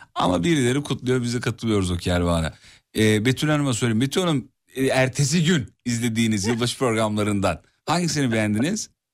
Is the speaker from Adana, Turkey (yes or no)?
no; İzmit, Kocaeli, Turkey; moved away; büyüdüm canım. Her iki haftada bir gidiyorum İzmit'e iyi bilirim